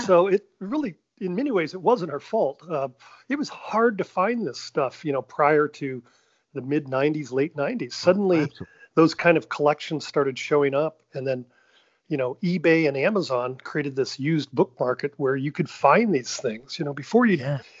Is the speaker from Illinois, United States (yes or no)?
yes; Normal, Illinois, United States; I grew up in Normal, Illinois